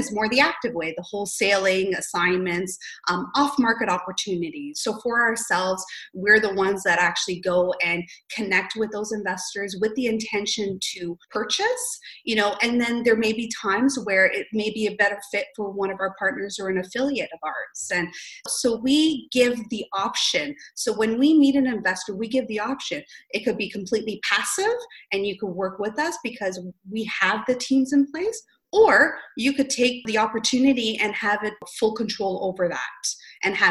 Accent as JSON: {"language": "English", "town": "St. Catharines", "region": "Ontario", "country": "Canada", "tie": "born or raised there", "also_born_or_lived": "Greater Toronto Area", "said": "born and raised in St. Catharines, I know St. Catharines the back of my hand"}